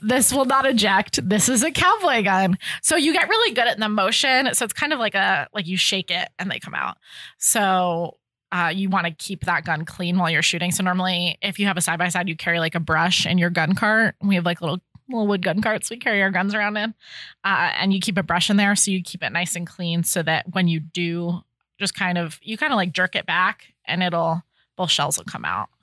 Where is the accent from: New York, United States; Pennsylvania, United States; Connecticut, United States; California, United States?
Connecticut, United States; moved away as an adult; now in Ohio, United States; I'm from Connecticut, so I'm not from Ohio